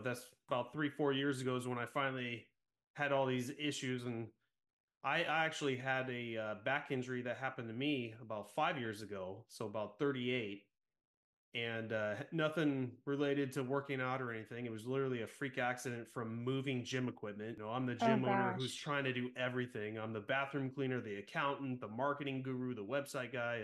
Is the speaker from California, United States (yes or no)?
yes; Central California, United States; I was born and raised in Central California